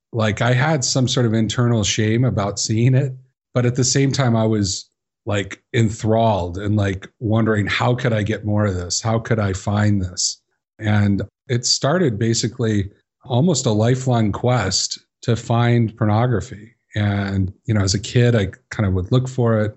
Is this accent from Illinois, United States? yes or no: yes; Chicago, Illinois, United States; I grew up in Chicago